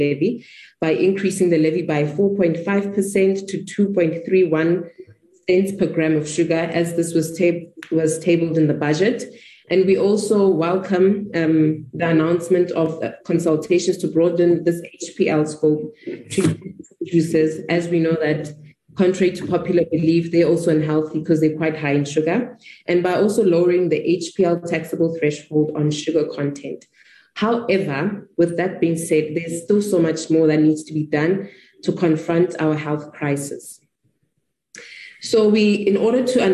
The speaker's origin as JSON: {"language": "English", "region": "Free State", "country": "South Africa", "said": "I hail from the Free State"}